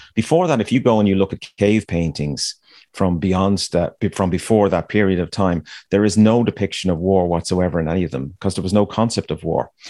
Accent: Ireland; me growing up in Ireland

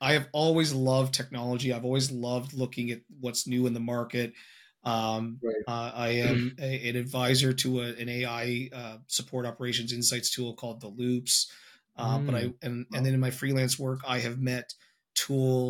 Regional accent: Canada; I'm Canadian

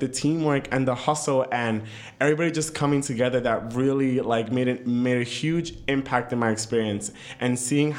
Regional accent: New York City, New York, United States; moved away as an adult; now in Napa, United States; the same town I grew up

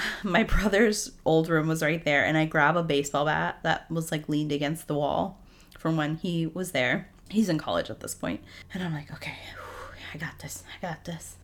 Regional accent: New England, United States; I grew up in New England.

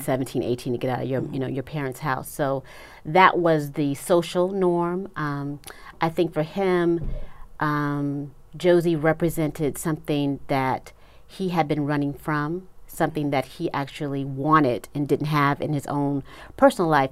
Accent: Los Angeles, California, United States; I'm originally from Los Angeles

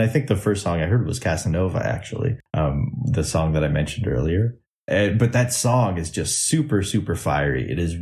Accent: Canada; I'm coming from Canada

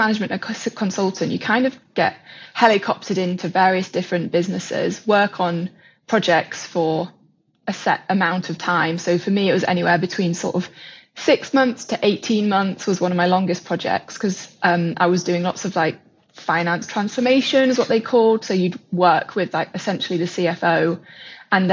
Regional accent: Yorkshire and the Humber, United Kingdom; now in London, United Kingdom; I was originally from Yorkshire. I was brought up on a farm

